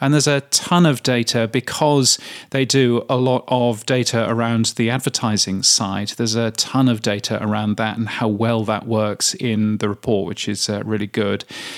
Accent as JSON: {"language": "English", "country": "United Kingdom", "said": "Now, that is actually quite high as a Brit. As a Brit, we were used to 5% to 4% of the display market for radio in particular."}